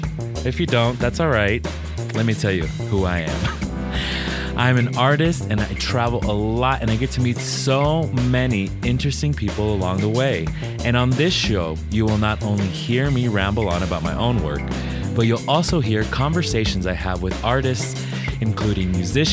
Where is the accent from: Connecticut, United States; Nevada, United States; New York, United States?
Nevada, United States; Las Vegas; I was born and raised in Las Vegas, Nevada, the place that I still call home